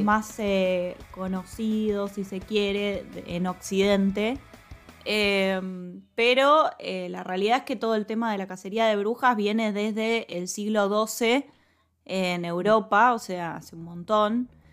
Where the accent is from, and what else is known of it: Argentina